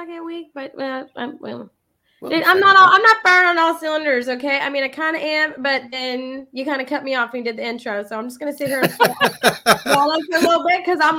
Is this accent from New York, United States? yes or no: no; San Antonio, Texas, United States; we're both from San Antonio.